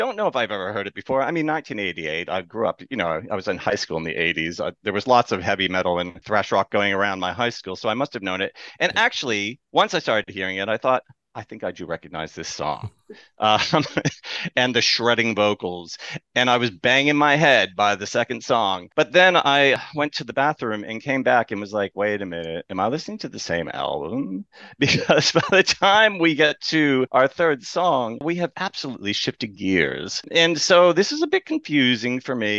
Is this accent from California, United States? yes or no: no; Massachusetts, United States; moved away; also born or lived in New York; I grew up in Massachusetts and then I was in New York